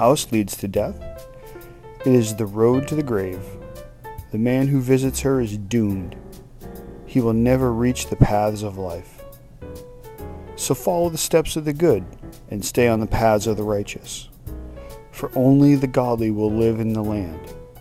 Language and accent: English; United States; we as the American people